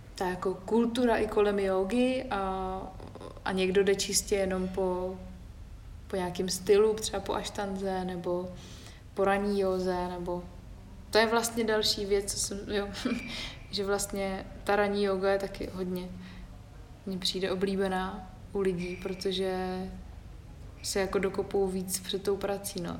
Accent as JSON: {"language": "Czech", "area": "Havlíčkův Brod area", "region": "Vysočina Region", "country": "Czechia", "moved": "yes", "said": "na Havlíčku Brodsku, tam odkud pocházím"}